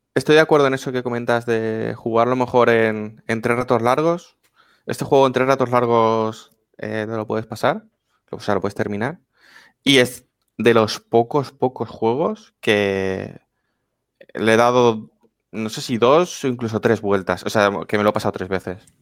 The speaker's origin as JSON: {"language": "Spanish", "region": "Valencian Community", "country": "Spain", "said": "Los que somos valencianos"}